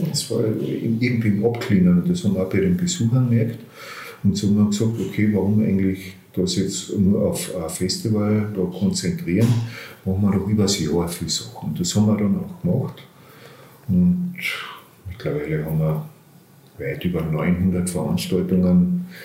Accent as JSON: {"language": "German", "town": "Bleiburg", "region": "Carinthia", "country": "Austria", "tie": "born or raised there", "said": "Also ich bin aufgewachsen in Bleiburg, habe dann in Graz angefangen, Philosophie und Kunstgeschichte zu studieren."}